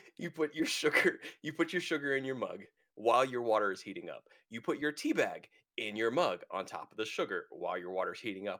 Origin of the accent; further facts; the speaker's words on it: United States; I'm an American